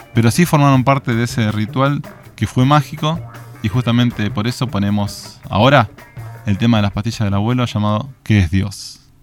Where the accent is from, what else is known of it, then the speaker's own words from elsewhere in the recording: Argentina; ganamos como argentinos